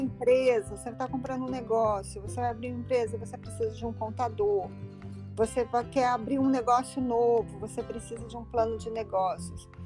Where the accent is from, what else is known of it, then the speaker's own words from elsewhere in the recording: Rio de Janeiro, Brazil; accent: Brazilian; moved away as an adult; also born or lived in Los Angeles, United States / Brasília, Brazil; now in Florida, United States; eu sou do Rio, do Rio de Janeiro, e na década de 90 eu fui para Califórnia, fui para Los Angeles